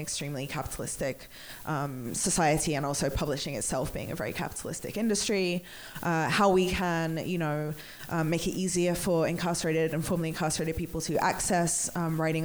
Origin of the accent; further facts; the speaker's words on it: England, United Kingdom; I'm English